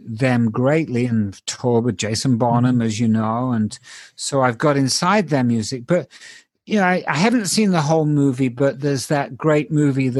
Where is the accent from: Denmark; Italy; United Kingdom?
United Kingdom; England; moved away; I grew up in England and all my informative musical years were over there